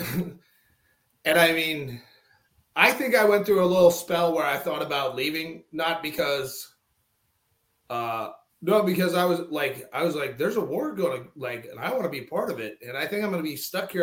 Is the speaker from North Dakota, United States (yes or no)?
yes; North Dakota, United States; moved away as an adult; I'm a kid from North Dakota, like that grew up feeling like part of a greater family